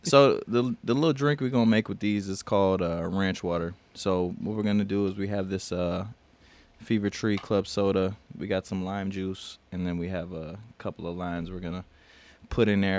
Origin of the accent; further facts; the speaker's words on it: South Dakota, United States; now in Texas, United States; I'm from South Dakota